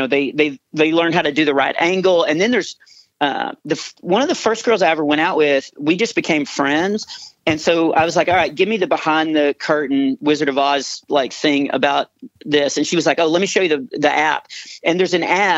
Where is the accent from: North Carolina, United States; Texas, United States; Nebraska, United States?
Texas, United States; I'm from Texas